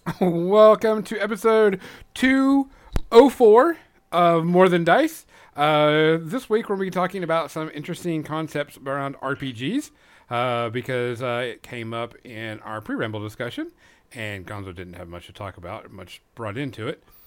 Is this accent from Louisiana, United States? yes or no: yes; Louisiana, United States; moved away; I'm originally from Louisiana